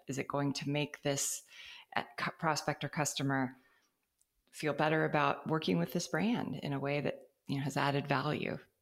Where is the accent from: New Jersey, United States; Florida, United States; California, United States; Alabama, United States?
California, United States; as a Californian